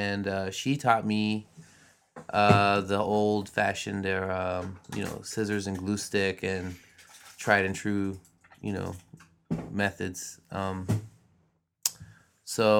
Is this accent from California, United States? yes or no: yes; Los Angeles, California, United States; I grew up here in Los Angeles